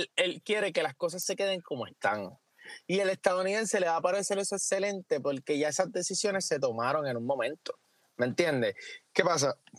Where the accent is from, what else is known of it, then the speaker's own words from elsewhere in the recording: Puerto Rico; como país, como puertorriqueño